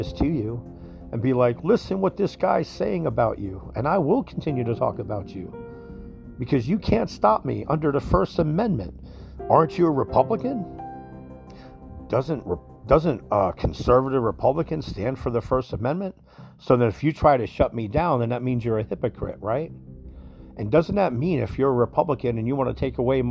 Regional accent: New Jersey, United States; now in Ocala, United States; I'm from New Jersey

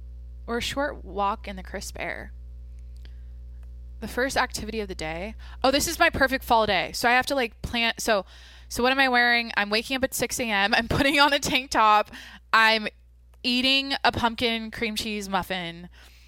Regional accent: Washington, United States; moved away; back in Washington, in my hometown

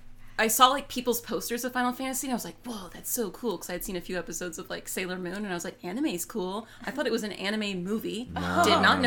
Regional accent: the South, United States; I'm from the South

